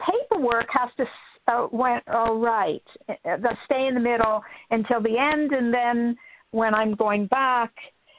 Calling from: Minnesota, United States; Hey, Minnesota.

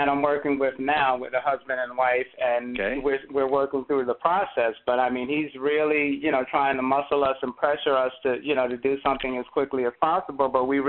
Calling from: North Carolina, United States; Okay, I'm in North Carolina.

